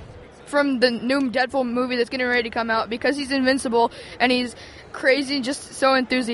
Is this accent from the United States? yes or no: yes; Sharpsville, Indiana, United States; I'm from Sharpsville, Indiana.